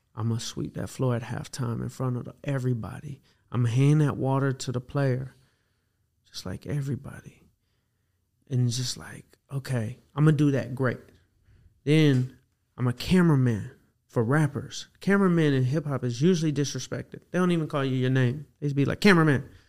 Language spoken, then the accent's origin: English; Atlanta, Georgia, United States; I grew up in Atlanta